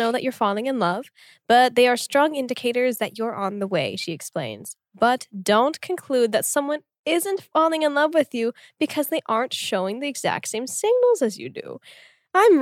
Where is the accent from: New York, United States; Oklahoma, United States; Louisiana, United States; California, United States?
Oklahoma, United States; Tulsa; born or raised there